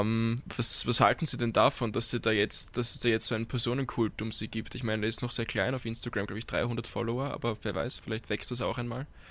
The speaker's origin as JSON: {"language": "German", "region": "Vienna", "country": "Austria", "said": "Als Wiener"}